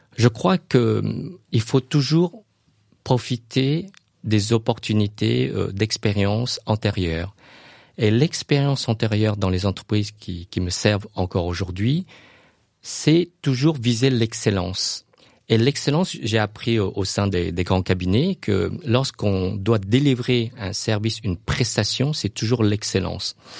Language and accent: French; Luang Prabang, Luang Prabang Province, Laos; now in France; ma ville natale, le Luang Prabang